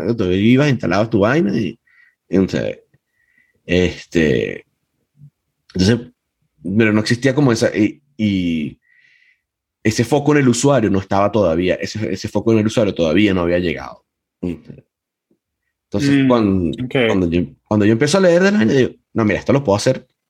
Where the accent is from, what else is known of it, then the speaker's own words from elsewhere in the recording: Venezuela; en eso sí soy muy venezolano